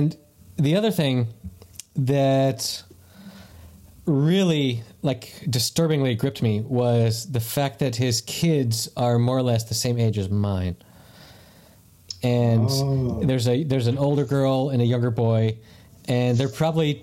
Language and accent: English; the South, United States; growing up in the South